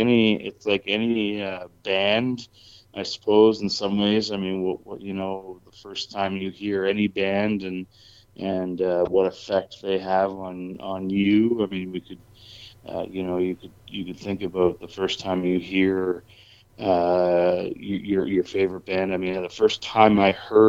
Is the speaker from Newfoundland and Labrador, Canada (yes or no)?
no; Moncton, New Brunswick, Canada; now in Calgary, Canada; born and raised on the East Coast and in Moncton